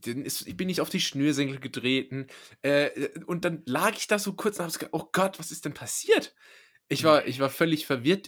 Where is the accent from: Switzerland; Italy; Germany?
Germany; Rhineland-Palatinate; ich komme ja aus der Pfalz